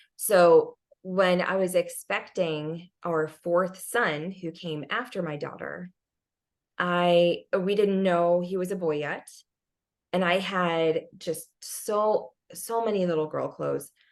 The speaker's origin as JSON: {"language": "English", "country": "United States", "said": "as an American"}